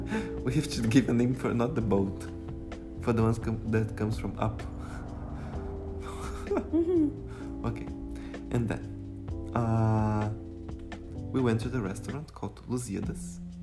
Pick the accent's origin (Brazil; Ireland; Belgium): Brazil; English is a second language; moved away as an adult; now in Portugal; E Português. Porque sou brasileiro.